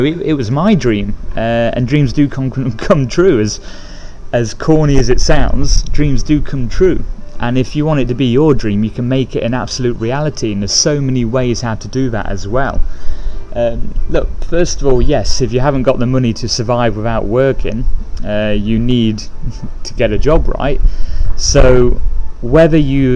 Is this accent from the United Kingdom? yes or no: yes; England, United Kingdom; moved away; I'm from England